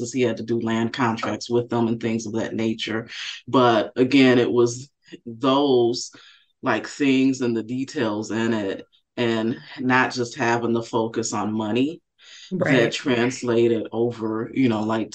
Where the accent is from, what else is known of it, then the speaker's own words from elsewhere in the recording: Benton Harbor, Michigan, United States; I grew up in Benton Harbor, Michigan